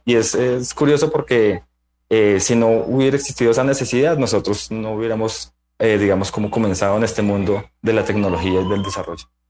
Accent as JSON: {"language": "Spanish", "region": "Bogotá", "country": "Colombia", "said": "soy bogotano"}